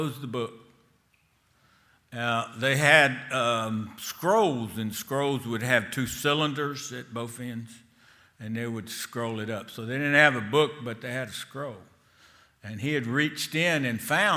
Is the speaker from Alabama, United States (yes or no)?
yes; Selma, Alabama, United States; Selma has been, at least when I grew up, was a town of a good Jewish number of people.